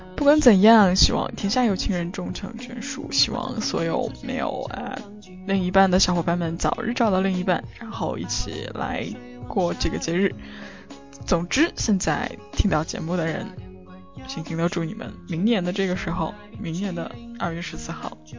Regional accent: northern China, China; moved away; 作为一个北方人，我不怎么能吃辣的

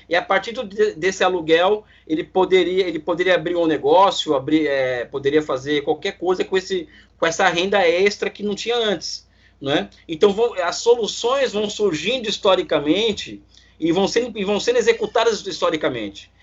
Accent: Brazil; eu, como brasileiro

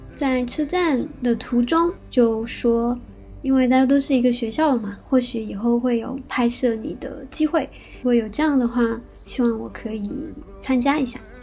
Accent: Shanghai, China; moved away as an adult; also born or lived in Kyoto, Japan; now in Tokyo, Japan; 是上海长大的

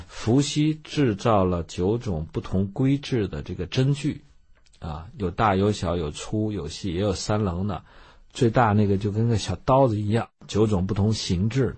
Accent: China; moved away as an adult; also born or lived in United States; 我们中国人

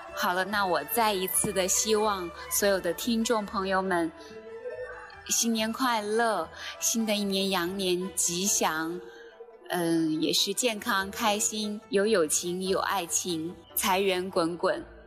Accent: China; now in Shenzhen, China; 我们中国人

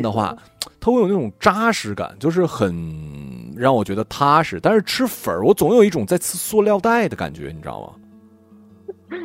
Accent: Liaoning, China; now in Zhengzhou, China; 我们辽宁省

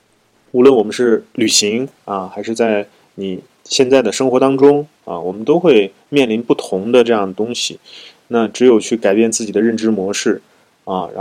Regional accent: China; 但是这种食品食物，就对藏族人来讲就是最美味的早餐，对。但是我们内地人去了就适应不了

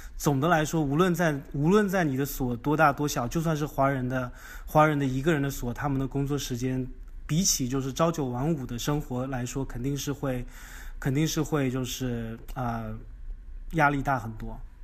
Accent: China; moved away as an adult; now in United States; 咱们就是中国人，就是用咱们的语言优势和文化背景来在美国打一片天地

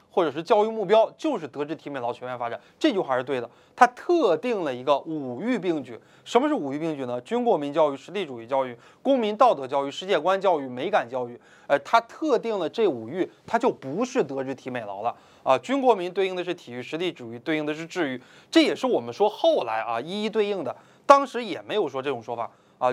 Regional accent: China; 我们中国人

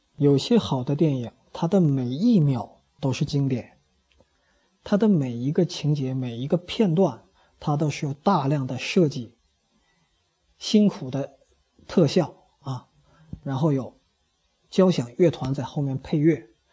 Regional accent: China; 我们中国人

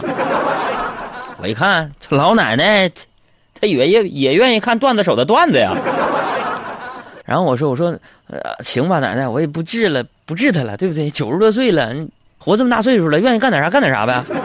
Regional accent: China; 怎么跟我们中国比呀

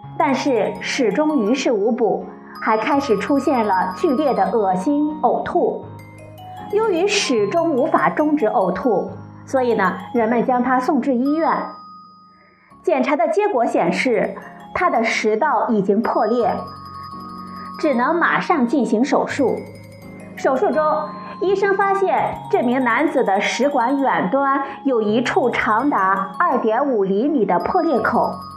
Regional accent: Sichuan, China; 我们四川人

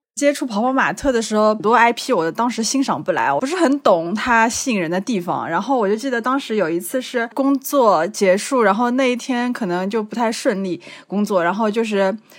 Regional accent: Shanghai, China; 我来自上海，曾经是一名葡萄酒讲师

